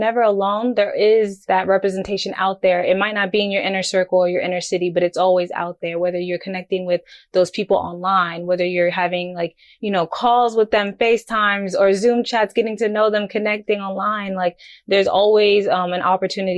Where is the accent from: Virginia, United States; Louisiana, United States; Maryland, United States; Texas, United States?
Texas, United States; Houston; I am a Nigerian Houstonian, a first generation Nigerian American, Houston native, born and raised.